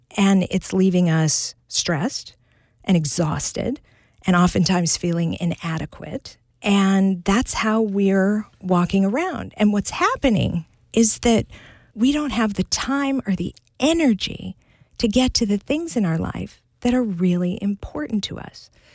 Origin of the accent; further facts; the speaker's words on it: Butte, Montana, United States; I grew up in the thriving metropolis of Butte, Montana.